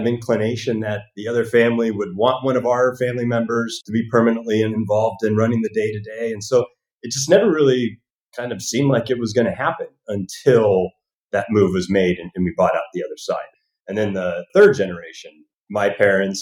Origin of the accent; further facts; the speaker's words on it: Northern California, United States; also born or lived in Alaska / Lake Tahoe; now in Hollywood, United States; I actually grew up in Northern California